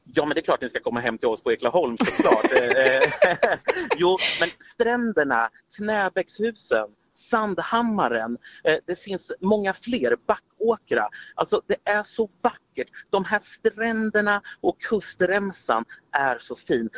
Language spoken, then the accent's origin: Swedish; Örebro, Örebro County, Sweden; moved away as an adult; also born or lived in Malmö, Sweden; now in Österlen, Sweden; jag kommer ju från Örebro från början.